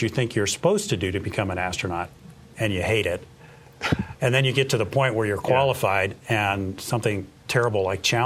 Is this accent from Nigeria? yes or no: no; Los Angeles, California, United States; growing up in Los Angeles, there was every parish had a Catholic school.